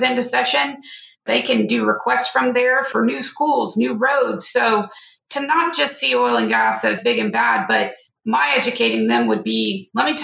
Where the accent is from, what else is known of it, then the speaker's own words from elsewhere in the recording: North Louisiana, United States; I'm from Louisiana